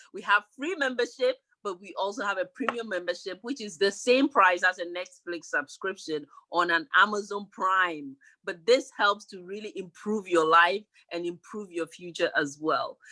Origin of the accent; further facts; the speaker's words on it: Ghana; moved away; I grew up in Ghana